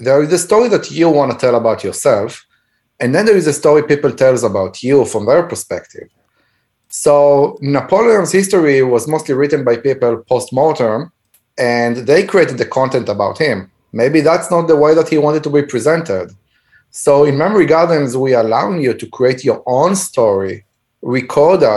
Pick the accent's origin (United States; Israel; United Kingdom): Israel; moved away; When I grew up back in Israel, and I was in elementary school, we had 45 to 50 kids in one classroom